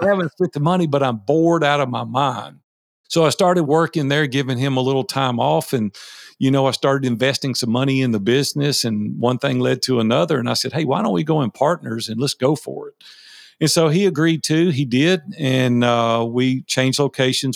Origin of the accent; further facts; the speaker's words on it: Nashville, Tennessee, United States; I was raised in Nashville, Tennessee. I've been here sixty years now. I'm one of the few originals here in Nashville